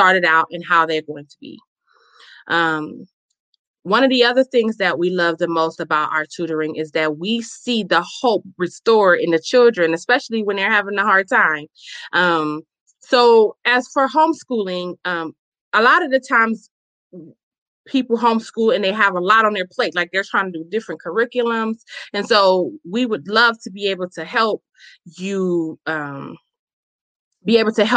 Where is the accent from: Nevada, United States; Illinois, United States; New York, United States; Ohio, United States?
Illinois, United States; Chicago; now in Milwaukee, United States; I am a native born, born and raised in Chicago, Illinois, where we currently reside in Wisconsin, Milwaukee